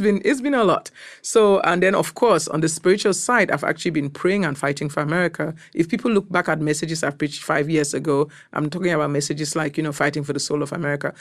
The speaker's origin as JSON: {"language": "English", "country": "Cameroon", "also_born_or_lived": "Nigeria", "moved": "as an adult", "lives_now": "United States", "said": "I'm from Cameroon, West Africa. I've been in this country for close to about twenty-eight years"}